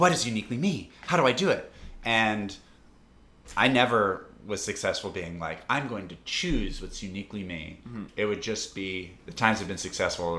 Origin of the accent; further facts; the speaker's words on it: North Carolina, United States; in North Carolina in my hometown